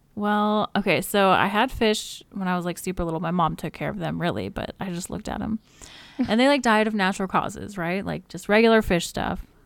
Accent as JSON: {"language": "English", "region": "Alaska", "country": "United States", "tie": "born or raised there", "said": "I was born in Alaska"}